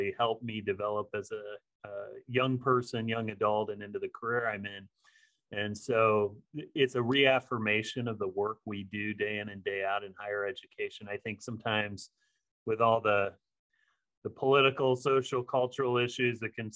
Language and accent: English; Midwest, United States; also born or lived in Arizona; now in Los Angeles, United States; I'm a Midwesterner at heart